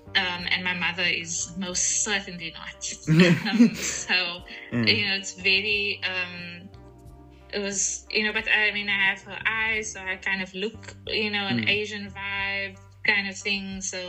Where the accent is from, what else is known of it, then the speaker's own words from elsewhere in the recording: Johannesburg, Gauteng, South Africa; And when I was growing up in Johannesburg, and until I was about 5, all of my friends were mixed race.